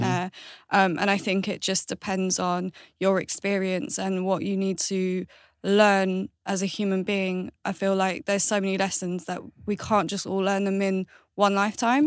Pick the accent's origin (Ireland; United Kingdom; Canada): Ireland; Galway, Connacht; I was born in Ireland, which is Galway